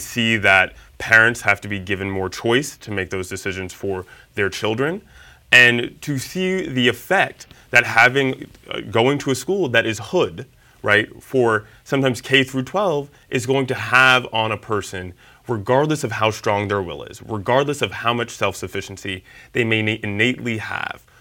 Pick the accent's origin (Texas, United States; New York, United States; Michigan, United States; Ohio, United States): New York, United States; New York City; I'm from Harlem. Yeah, I was born and raised in Harlem